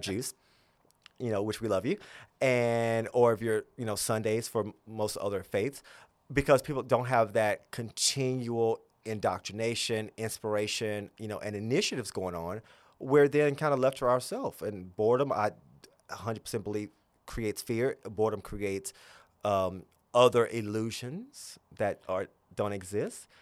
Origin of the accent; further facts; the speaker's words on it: Gretna, Virginia, United States; also born or lived in Tennessee; I grew up in the South